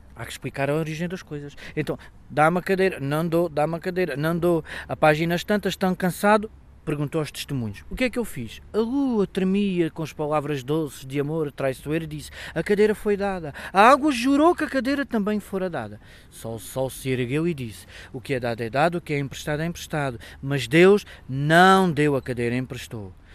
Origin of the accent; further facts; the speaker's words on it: Beja, Alentejo, Portugal; sou de Beja